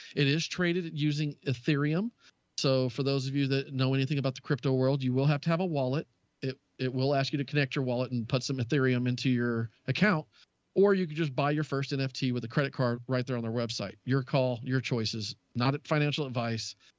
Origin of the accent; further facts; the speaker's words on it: Southern United States, United States; accent: Southern Texas; moved away as an adult; also born or lived in Texas; now in Wisconsin, United States; as a Southerner, it's just what we do.